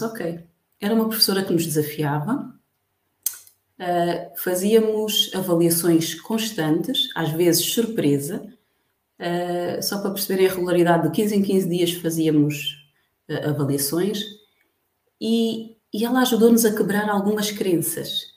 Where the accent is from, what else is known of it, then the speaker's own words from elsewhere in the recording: Barreiro, Lisbon, Portugal; moved away as an adult; also born or lived in Benguela, Angola / Luanda, Angola; now in Angola; sou barreirense, nasci no Hospital do Barreiro, para quem conhece Lisboa, Margem Sul